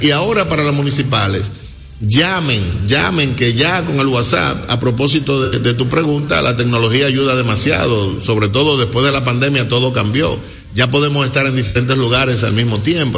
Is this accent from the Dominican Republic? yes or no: yes; Dominican Republic; moved away; somos dominicanos del exterior